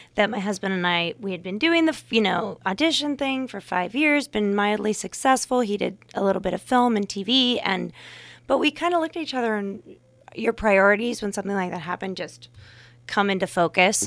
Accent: Fremont, California, United States; moved away as an adult; also born or lived in Santa Barbara, California / New York; now in Napa Valley, United States; I grew up in Fremont, California

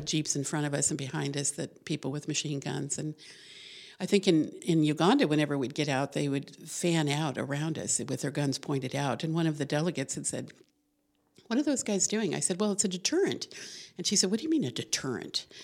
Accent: Albuquerque, New Mexico, United States; moved away; New Mexico. I was born in Albuquerque.

